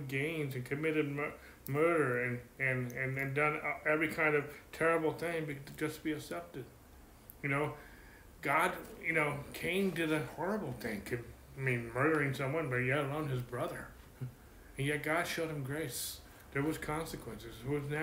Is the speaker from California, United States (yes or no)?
yes; California, United States; I'm from California and I'm a pastor